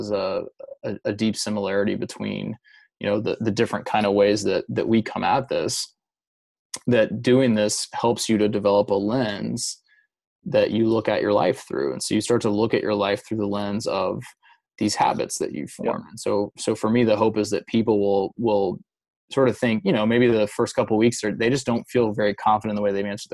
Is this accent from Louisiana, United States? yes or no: yes; Louisiana, United States; I grew up in Louisiana mostly